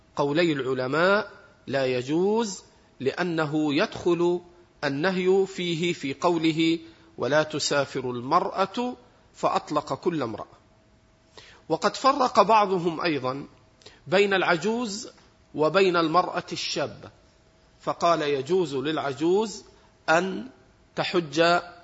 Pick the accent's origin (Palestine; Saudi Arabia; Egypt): Egypt; احنا عندنا في مصر